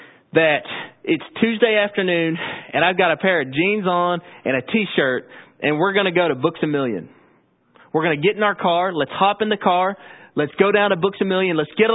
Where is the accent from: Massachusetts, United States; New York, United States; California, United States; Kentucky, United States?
Kentucky, United States; Owensboro; I grew up in Owensboro. My family's been Christians for generations.